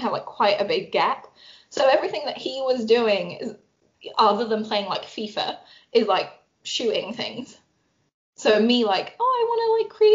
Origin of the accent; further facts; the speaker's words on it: London, United Kingdom; we grew up obviously in London in a townhouse.